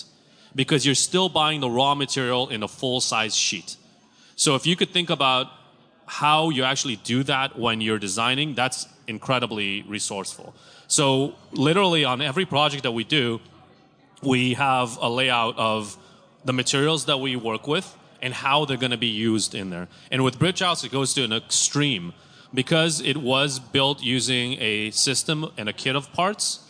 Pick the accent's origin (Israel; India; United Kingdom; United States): Israel; Tel Aviv, Tel Aviv District; Growing up in Tel Aviv, utilities were very expensive